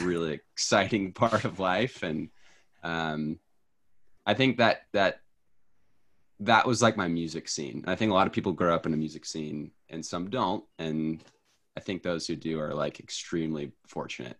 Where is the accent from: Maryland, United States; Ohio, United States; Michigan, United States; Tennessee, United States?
Tennessee, United States; also born or lived in New York; now in Washington, United States; I am from Tennessee originally, and I currently live in Washington